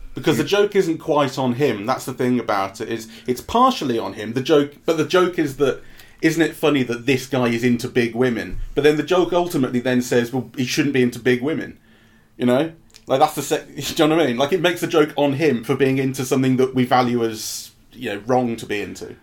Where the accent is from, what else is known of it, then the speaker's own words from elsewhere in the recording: England, United Kingdom; But as an English person, and I and I say English because it made me feel English.